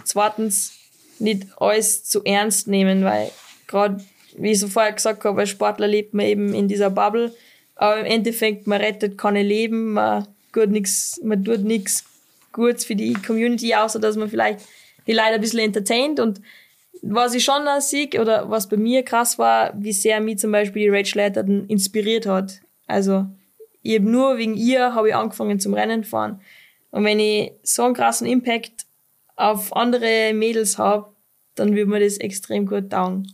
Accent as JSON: {"language": "German", "area": "Pinzgau", "region": "Salzburg", "country": "Austria"}